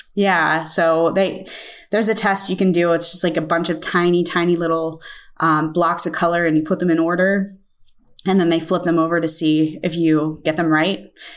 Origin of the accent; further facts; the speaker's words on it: Pittsburgh, Pennsylvania, United States; I am from Pittsburgh, Pennsylvania, and I am a potter